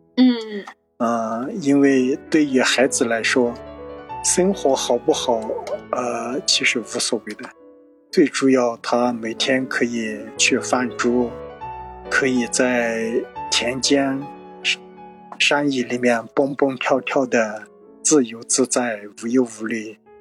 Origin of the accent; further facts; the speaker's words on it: China; 我是从小出生在泸沽湖边